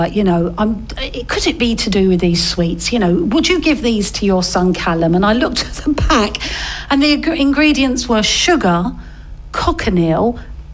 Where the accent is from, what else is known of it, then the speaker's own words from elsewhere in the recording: Essex, East of England, United Kingdom; I'm from Essex